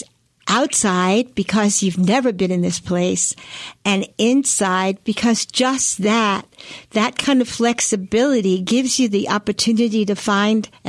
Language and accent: English; New York City, New York, United States; I was born in Brooklyn, New York, pretty much raised in concrete.